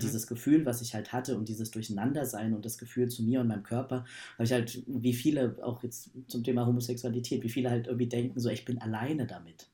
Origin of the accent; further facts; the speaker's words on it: Berlin, Germany; ich komme aus Berlin